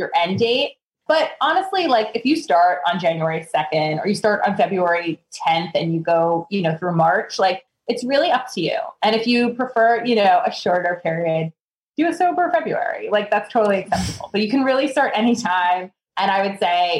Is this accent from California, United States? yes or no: no; New York, United States; being a New Yorker